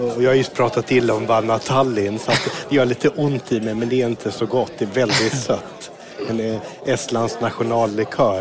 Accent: Mölndal, Västra Götaland, Sweden; Jag är född på Mölndals BB utanför Göteborg

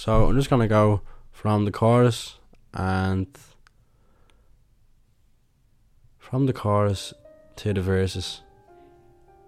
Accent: Ireland; being Irish

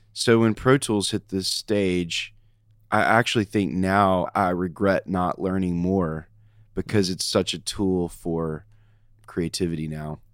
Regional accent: Nashville, Tennessee, United States; I am a Nashville kid. I grew up in West Nashville

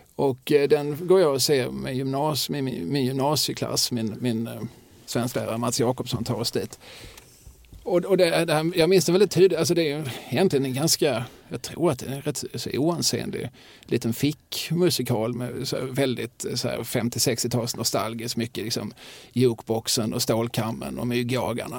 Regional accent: Eslöv, Skåne, Sweden; jag är uppvuxen i Eslöv

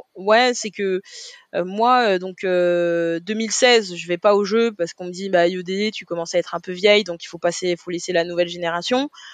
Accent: Paris, Île-de-France, France; je suis parisienne, moi j'ai grandi dans le 18e

